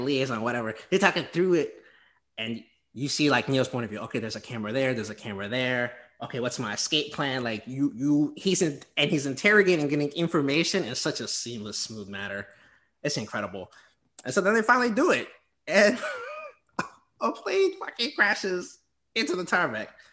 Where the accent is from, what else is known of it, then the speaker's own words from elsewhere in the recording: the South, United States; I'm from the South